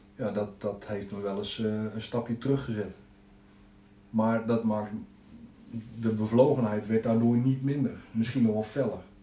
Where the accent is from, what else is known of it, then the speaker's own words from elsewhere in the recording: Zeist, Utrecht, Netherlands; geboren en getogen in Zeist. Altijd hier gebleven